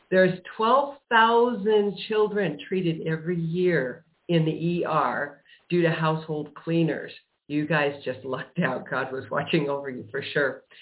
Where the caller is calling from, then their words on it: Prescott Valley, Arizona, United States; I am in Prescott Valley, Arizona.